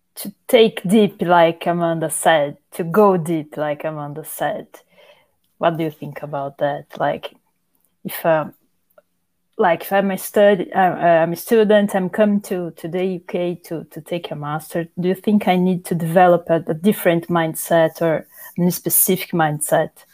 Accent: Brazil; moved away as an adult; now in York, United Kingdom; four Brazilian scholars studying at the University of York, …, …, …, and me

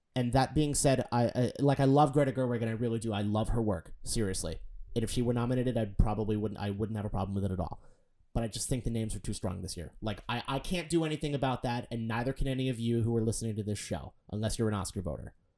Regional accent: Boston, Massachusetts, United States; I'm from Boston

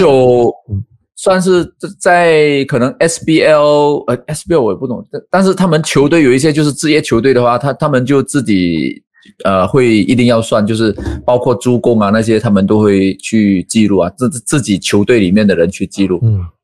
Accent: Malaysia; 我们马来西亚这边

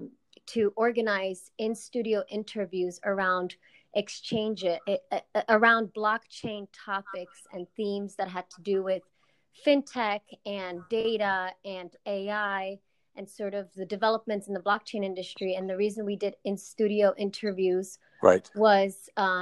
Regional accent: New York City, New York, United States; also born or lived in Czech Republic; I was born in the Czech Republic in a communist country called Czechoslovakia, and I moved to New York City when I was 7

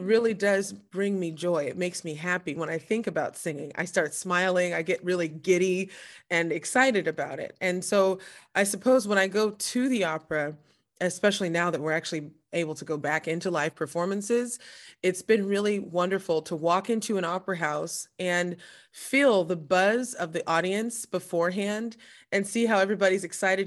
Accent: Southern California, United States; now in New Jersey, United States; I'm originally from Southern California, and, uh, but I currently live in New Jersey

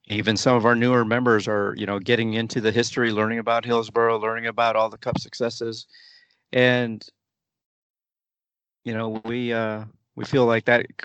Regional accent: Austin, Texas, United States; When you go to visit other supporters clubs and you say I'm from Austin, you know you're welcome with open arms

